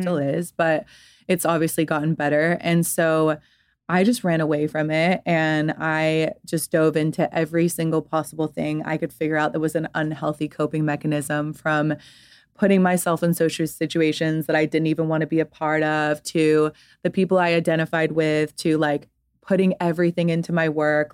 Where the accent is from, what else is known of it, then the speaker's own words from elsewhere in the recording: Atlanta, Georgia, United States; also born or lived in London; grew up in Atlanta, Georgia